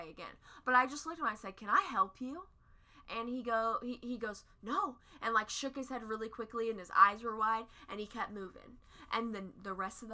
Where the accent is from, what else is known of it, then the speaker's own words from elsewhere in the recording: Midwest, United States; we're from the Midwest